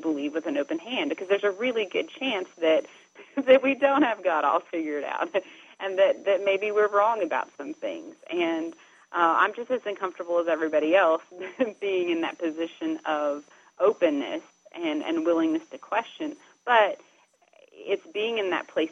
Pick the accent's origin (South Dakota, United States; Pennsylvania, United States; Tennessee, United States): Tennessee, United States; Dayton; it's Dayton, Tennessee, because this is where that phrase was coined. So that's sort of the background of my hometown